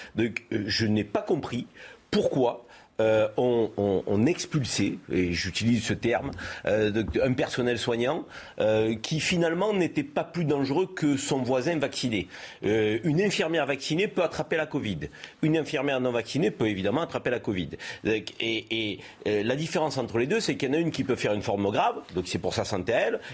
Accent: France; chez nous, en France

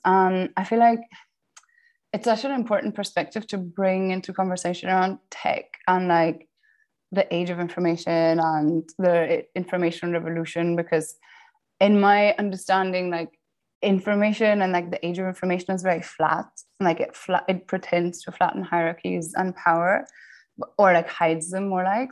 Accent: Austria; moved away; also born or lived in Cambridge, United Kingdom; I grew up in the Austrian countryside

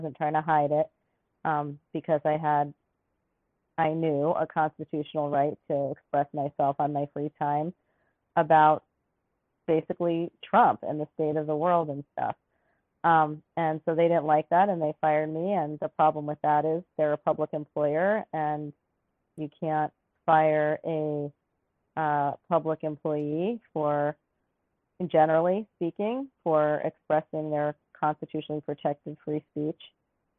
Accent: New York City, New York, United States; now in Alaska, United States; I grew up in New York City

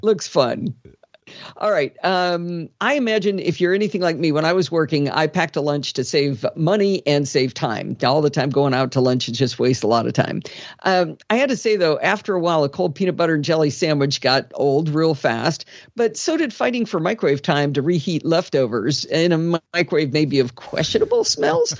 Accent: Michigan, United States; When I was a kid growing up in Michigan

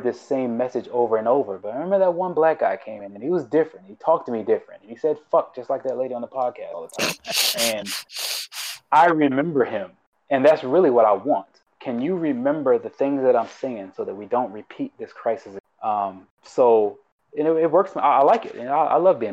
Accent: Baltimore, Maryland, United States; moved away as an adult; I grew up in Baltimore City in the middle of the hood

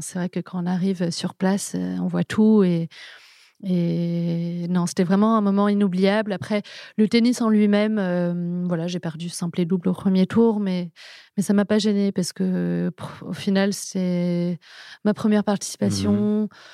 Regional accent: Paris, Île-de-France, France; also born or lived in England; J'ai toujours vécu à Paris, j'ai grandi à Paris, je suis née à Paris

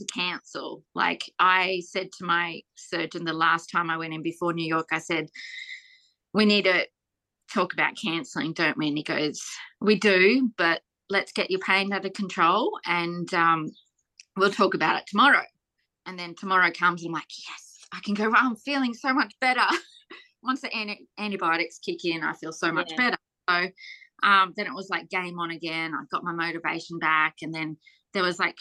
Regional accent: Australia

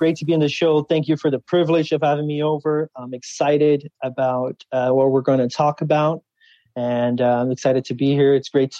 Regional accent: Florida, United States; also born or lived in Orlando / Tampa; now in Fortaleza, Brazil; I was born in Brazil, Fortaleza, where I'm currently right now. But a little bit about my background. I moved with my family when I was 6 years old to the United States. And we originally moved to Orlando, Florida, and then we moved to Tampa, Florida.

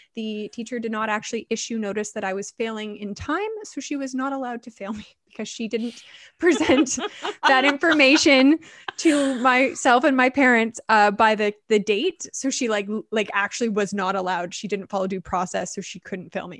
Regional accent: Vancouver, British Columbia, Canada; I am born and raised in Vancouver, which is rare

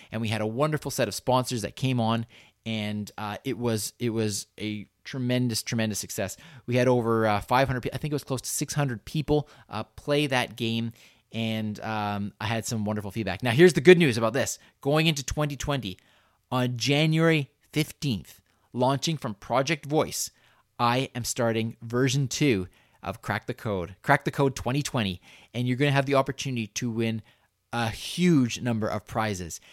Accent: Canada; we are Canadian

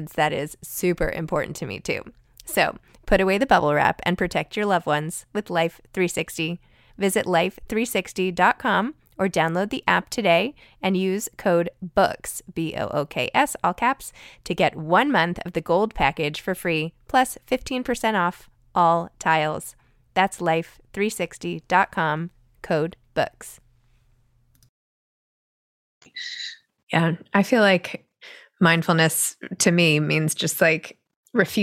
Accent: New York, United States; as a New Yorker

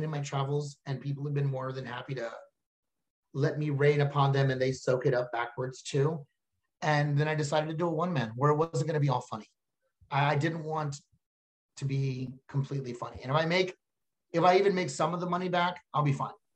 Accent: Texas, United States; I'm from Texas

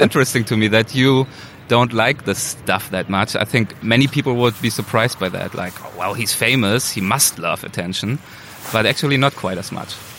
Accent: Germany; moved away as an adult; now in Los Angeles, United States; probably my accent gives me away. So I am originally from Germany, um, but I've been here for two years now in the US

